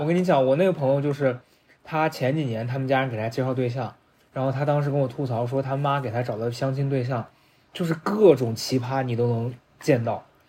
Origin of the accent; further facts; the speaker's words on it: Xi'an, Shaanxi, China; moved away as an adult; now in Beijing, China; 因为我是西安人